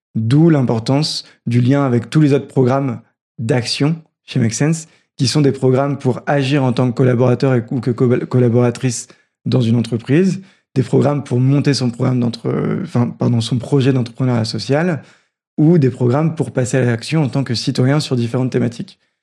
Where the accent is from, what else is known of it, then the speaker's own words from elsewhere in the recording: Roubaix, Hauts-de-France, France; J'ai grandi à Roubaix